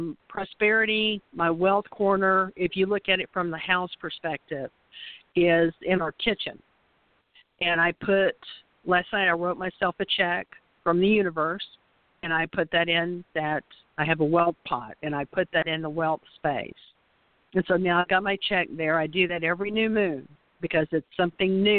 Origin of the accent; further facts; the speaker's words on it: the South, United States; we were raised in the South, so we are roll tide roll